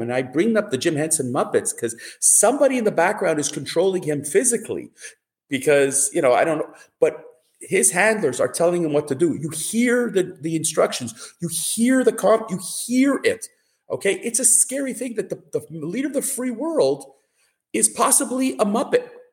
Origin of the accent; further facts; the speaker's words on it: Canada; as a Canadian